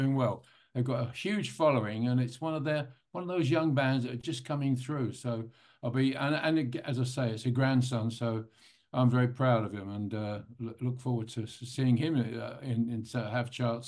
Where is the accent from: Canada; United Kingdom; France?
United Kingdom; London; I mean, I'm a Londoner, although the accent doesn't really sound like it maybe, but I am a Londoner.